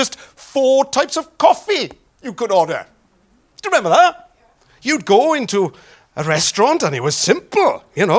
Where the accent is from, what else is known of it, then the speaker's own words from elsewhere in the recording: Wales, United Kingdom; accent: Welsh; my Welsh accent